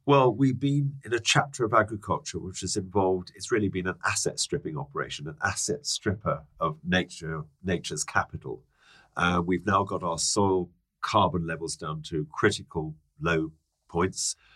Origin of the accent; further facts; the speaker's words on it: London, United Kingdom; also born or lived in Hertfordshire; I'm a Londoner. Are you? Um, I grew up in Dulwich and then Hadley Wood.